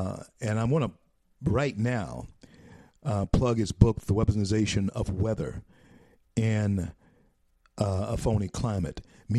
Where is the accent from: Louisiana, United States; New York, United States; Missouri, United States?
Louisiana, United States; Shreveport; Used to do radio in Shreveport, my hometown, over Keel, the same station that I started on radio many years ago now.